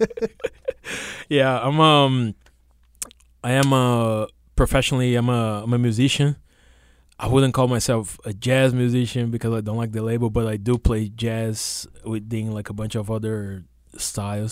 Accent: São Paulo, Brazil; moved away as an adult; now in New York, United States; I was uh, born and raised in, uh, in, the capital, the big city

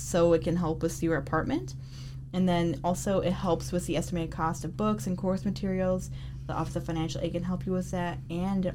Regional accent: Detroit, Michigan, United States; I specifically grew up on the Lower East Side, Detroit

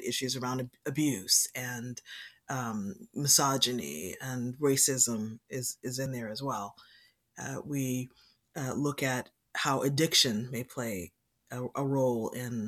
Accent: Boston, Massachusetts, United States; So I'm a Boston native. So I was born in Boston. I've lived here most of my life.

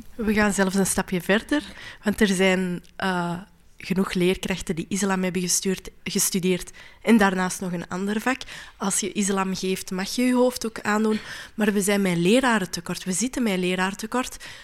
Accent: Flanders, Belgium; als vrouw, als Marokkaanse, als Vlaamse, als moslima

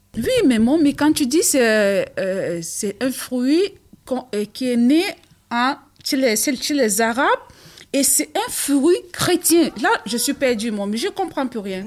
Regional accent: Cameroon; moved away; du Cameroun, parce que je suis camerounaise

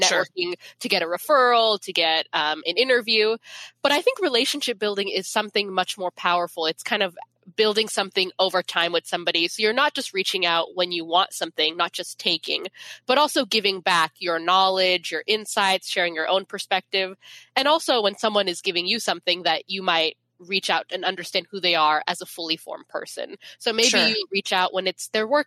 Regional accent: Federal Way, Washington, United States; I grew up in Federal Way, which is like 30 minutes south of Seattle

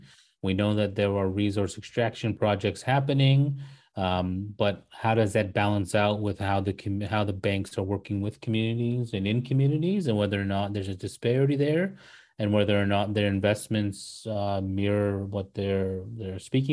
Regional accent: Swan River First Nation, northern Alberta, Canada; now in Kamloops, Canada; I come from the Swan River First Nation, which is in the northern of Alberta in Treaty Number 8 territory. I am married into the Stoney Nations in Treaty Number 7

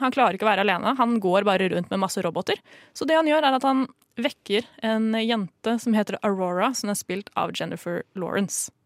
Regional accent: Norway; vi som nordmenn

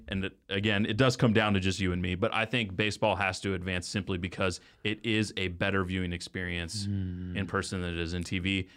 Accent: Texas, United States; I did grow up in Texas

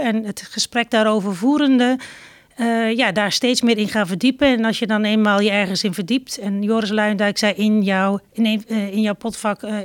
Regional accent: Zelhem, Gelderland, Netherlands; also born or lived in Doetinchem; geboren in Doetinchem en getogen in Zelhem

